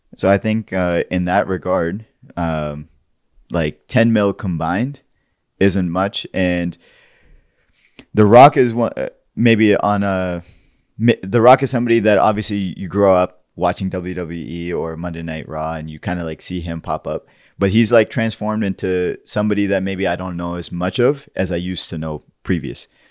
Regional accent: Pakistan; somebody who's grown and born and raised in Pakistan

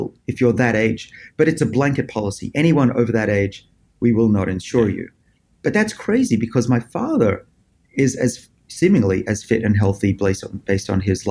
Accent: Australia; moved away as an adult; now in Boston, United States; I was born in Australia. You can probably tell from my accent.

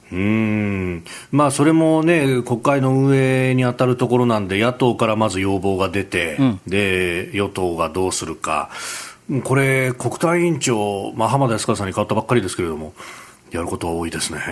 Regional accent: Yokosuka, Kanagawa, Japan; also born or lived in Yokohama; 私横須賀生まれ横須賀育ち大学は横浜でありました

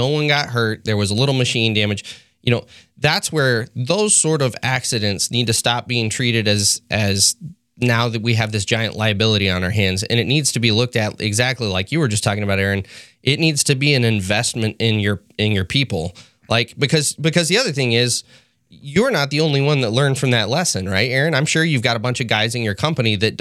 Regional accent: Austin, Texas, United States; I'm originally from Austin

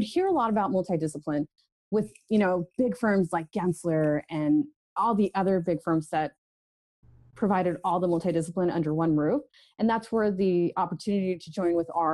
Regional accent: Orange County, California, United States; I was born and raised down in Orange County and in California

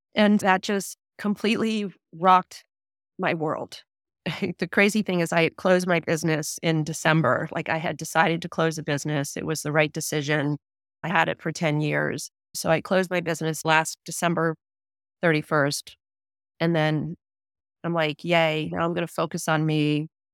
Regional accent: Delaware, United States; I grew up in Delaware, small town in Delaware, born and raised there.

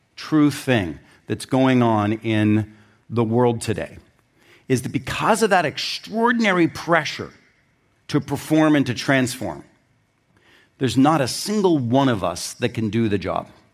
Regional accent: Pittsburgh, Pennsylvania, United States; I grew up in Pittsburgh

